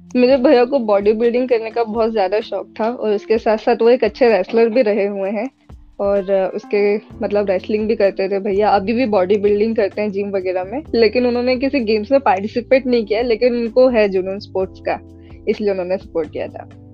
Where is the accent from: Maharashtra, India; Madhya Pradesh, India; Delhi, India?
Madhya Pradesh, India; Omkareshwar; also born or lived in Jamshedpur, Jharkhand; मैं मूलतः रहने वाली ओंकारेश्वर से हूँ मध्य प्रदेश में ओंकारेश्वर पड़ता है